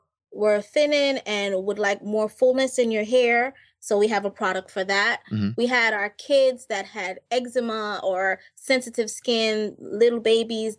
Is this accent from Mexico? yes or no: no; Jamaica; I'm from Jamaica